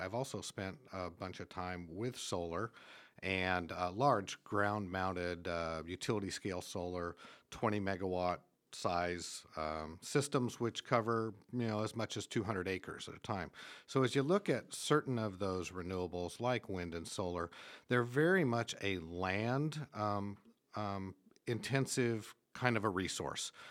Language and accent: English; Eastern Washington State, United States; moved away as an adult; now in Homer, United States; Originally was born and raised in Eastern Washington State